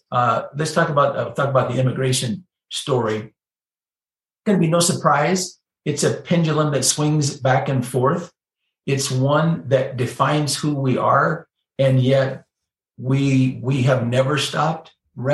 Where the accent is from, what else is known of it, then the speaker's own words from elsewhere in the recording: United States; that is being an American, but of Irish and German, but really a Basque ancestry